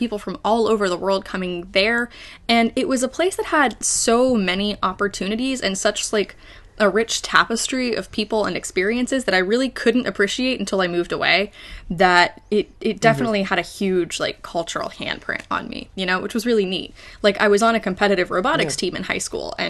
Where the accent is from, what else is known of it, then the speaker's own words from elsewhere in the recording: Morgantown, West Virginia, United States; So I am originally from Morgantown, West Virginia. That's where I was born and raised